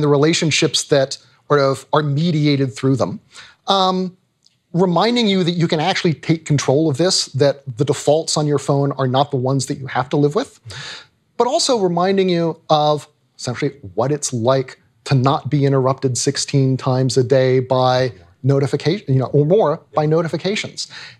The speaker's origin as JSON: {"language": "English", "region": "Tennessee", "country": "United States", "tie": "born or raised there", "also_born_or_lived": "Virginia", "said": "I grew up in Tennessee and Virginia."}